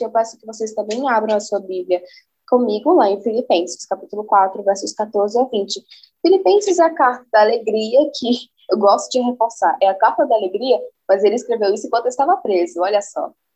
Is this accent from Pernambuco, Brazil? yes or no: yes; Recife, Pernambuco, Brazil; eu sou de Recife e vou indo por Recife contando do Evangelho de Cristo